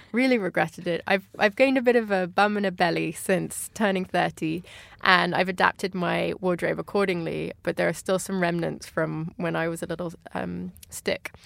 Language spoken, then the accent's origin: English; Paris, Île-de-France, France; moved away as an adult; also born or lived in Kent, England; now in London, United Kingdom; I moved out of Kent uh, with my family when I was about six and a half. And my family actually moved to France, to Paris